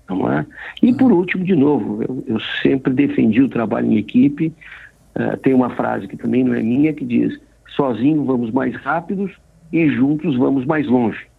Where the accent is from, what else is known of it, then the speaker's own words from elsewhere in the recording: Brazil; nós somos brasileiros